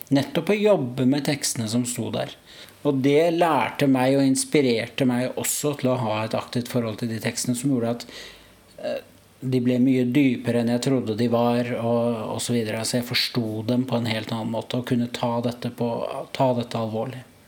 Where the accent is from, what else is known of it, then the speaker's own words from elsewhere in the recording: Oslo, Norway; kommer fra Oslo